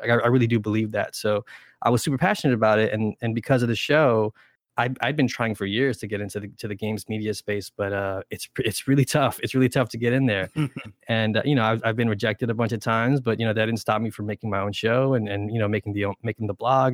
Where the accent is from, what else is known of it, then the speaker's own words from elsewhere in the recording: New York City, New York, United States; first language Spanish; also born or lived in Brentwood, Long Island; all three of us are, uh, born and raised in New York, uh, specifically New York City